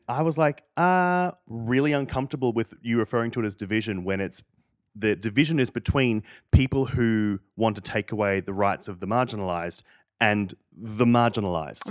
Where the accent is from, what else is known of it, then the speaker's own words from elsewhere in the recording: Australia; moved away; growing up in Australia